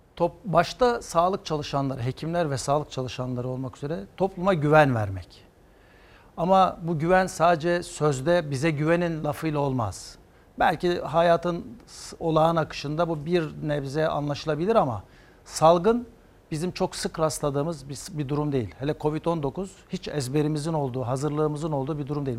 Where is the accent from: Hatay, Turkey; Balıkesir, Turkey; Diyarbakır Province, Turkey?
Hatay, Turkey; Antakya; Antakya doğumluyum 1966